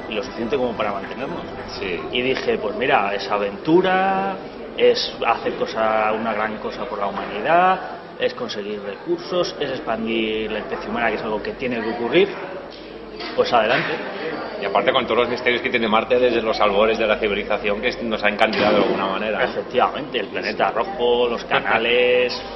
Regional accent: Madrid, Community of Madrid, Spain; eh, tengo 37 años, soy de Madrid

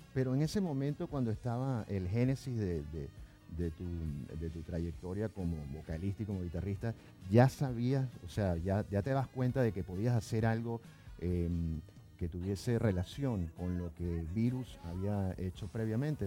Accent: Venezuela; now in Buenos Aires, Argentina; en, Venezuela, en mi país de origen

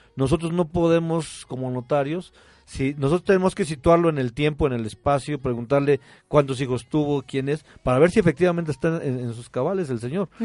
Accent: Mexico; no lo teníamos a lo mejor como mexicanos

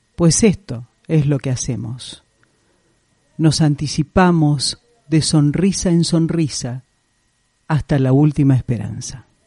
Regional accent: Rosario, Santa Fe, Argentina; now in Córdoba, Argentina; en Rosario, donde yo vengo

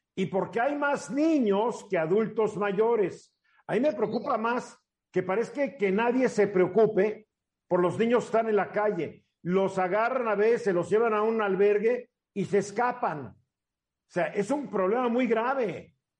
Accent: Mexico

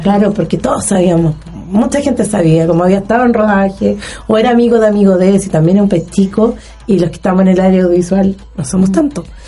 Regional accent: Puerto Montt, Los Lagos, Chile; now in Los Ríos, Chile; yo soy de Puerto Montt

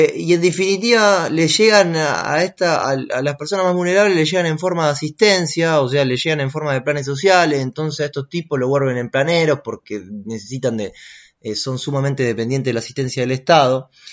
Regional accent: Argentina; Yo no soy argentino, ¿qué soy?

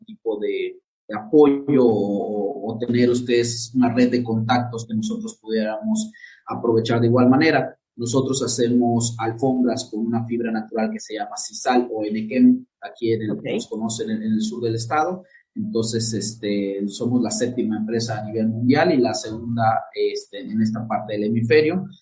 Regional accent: Yucatán, Mexico; Del estado de Yucatán, en el ah, sur de México

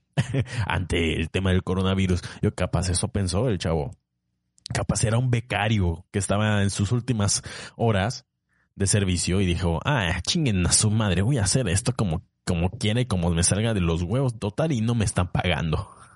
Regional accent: Tapachula, Chiapas, Mexico; also born or lived in Puebla / Tabasco; yo soy chiapaneco, nací en Tapachula

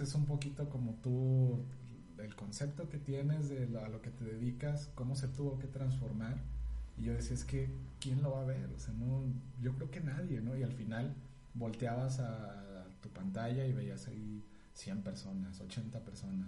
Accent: San Luis Potosí, Mexico; yo nací en San Luis Potosí

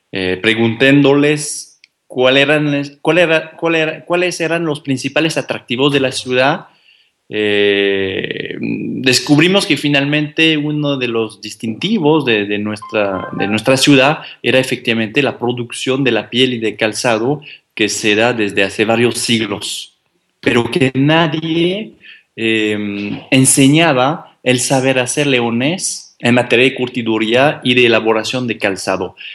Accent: France; Spanish is a second language; moved away as an adult; now in Mexico; Yo llegué de Francia hace cinco años en, carguero, fíjense.

